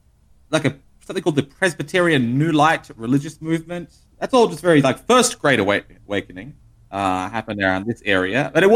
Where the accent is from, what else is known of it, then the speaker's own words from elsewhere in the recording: Australia; We don't have them in Australia.